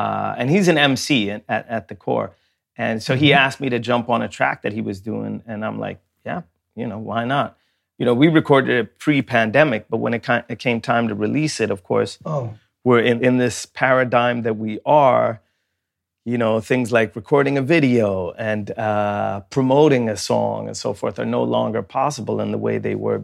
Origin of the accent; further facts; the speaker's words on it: Sweden; when I grew up in Sweden